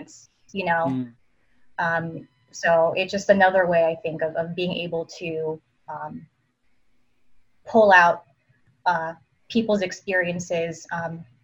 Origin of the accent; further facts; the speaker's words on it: East Coast, United States; now in Las Vegas, United States; I'm from the East Coast.